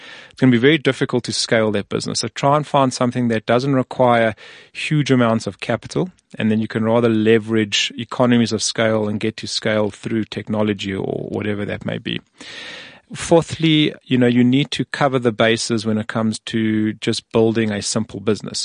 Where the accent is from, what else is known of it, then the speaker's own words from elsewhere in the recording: South Africa; we're from South Africa or Africa